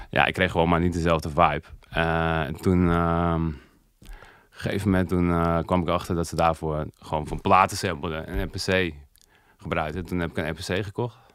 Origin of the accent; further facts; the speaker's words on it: Overijssel, Netherlands; Dit is een uh, eh, in de buurt van Zwolle.